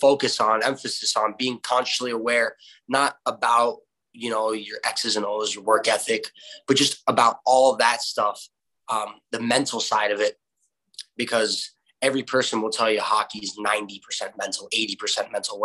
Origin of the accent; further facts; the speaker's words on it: Florida, United States; my hometown where you and I and Timmy Kent all grew up playing against each other, with each other at Hertz Arena